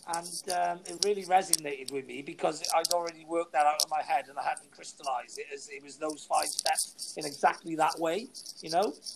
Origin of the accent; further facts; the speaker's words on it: Welsh, Wales, United Kingdom; I'm Welsh, I am